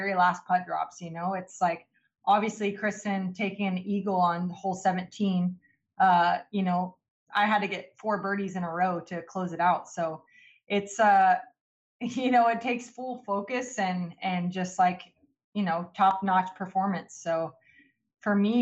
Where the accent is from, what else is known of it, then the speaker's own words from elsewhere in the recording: Texas, United States; a Texas girl